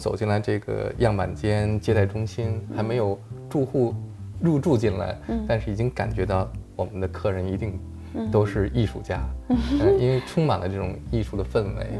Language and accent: Chinese; Beijing, China; 因为我是一个北京人，